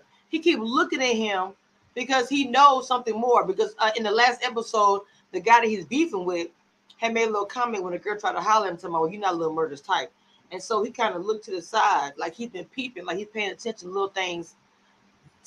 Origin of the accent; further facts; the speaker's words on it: Louisiana, United States; I'm from Louisiana, and it's in the South